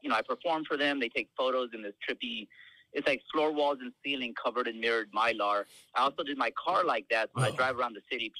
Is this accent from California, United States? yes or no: yes; San Francisco, California, United States; also born or lived in Los Angeles; I was born in L.A., but I was raised in San Francisco.